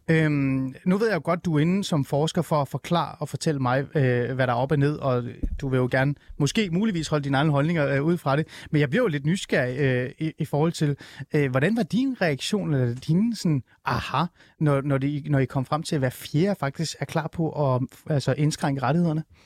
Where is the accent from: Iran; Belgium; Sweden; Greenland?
Iran; now in Denmark; jeg er jo oprindeligt fra Iran. Vi er jo flygtet fra det, det iranske præstestyre